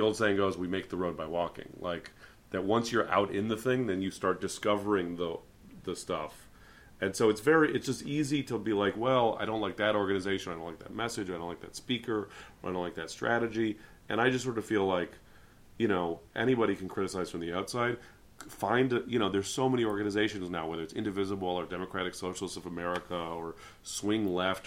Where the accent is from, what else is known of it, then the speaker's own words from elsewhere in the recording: San Francisco, California, United States; as someone from San Francisco